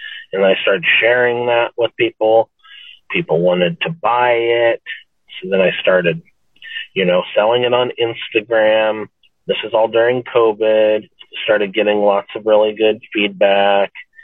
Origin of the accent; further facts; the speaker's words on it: Nebraska, United States; moved away; I grew up in Nebraska